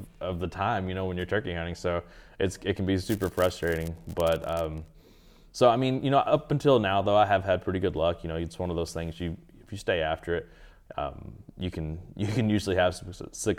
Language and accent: English; Kentucky, United States; I'm from Eastern Kentucky, so you know the big things to hunt there is definitely whitetail and Eastern turkey